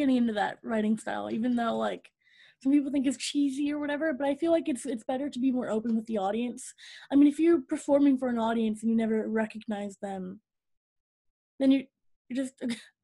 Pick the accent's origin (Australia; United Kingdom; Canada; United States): United States; I hate being American sometimes